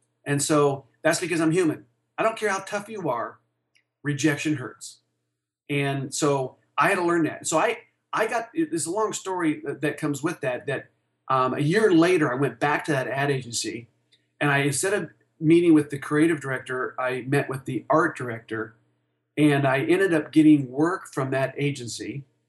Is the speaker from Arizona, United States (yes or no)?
yes; Tucson, Arizona, United States; now in Denver, United States; he basically told me to go back to Tucson. So I was from Tucson moving to Denver, and I had mentioned that to him. And he said, young man, you should move back to Tucson.